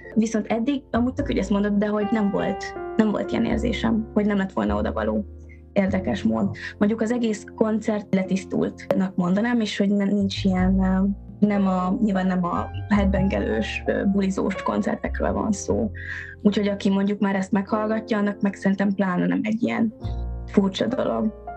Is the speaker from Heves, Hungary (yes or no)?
yes; Eger, Heves, Hungary; a szülővárosom is ugye Eger